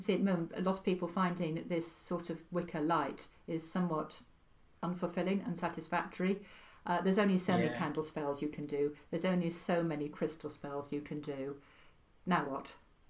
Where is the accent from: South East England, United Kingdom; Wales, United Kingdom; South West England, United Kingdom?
Wales, United Kingdom; accent: Welsh; My Welsh accent died a long time ago. But yes, I am Welsh.